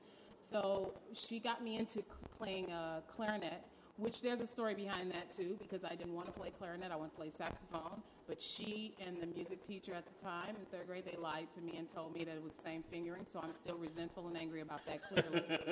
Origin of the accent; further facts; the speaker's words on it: Detroit, Michigan, United States; I touched on Philly, but I grew up in Detroit, Michigan.